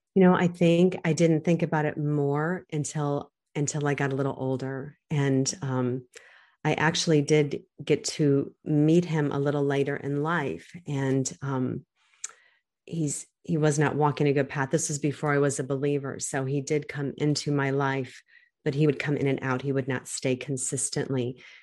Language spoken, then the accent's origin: English; United States; I'm growing up in America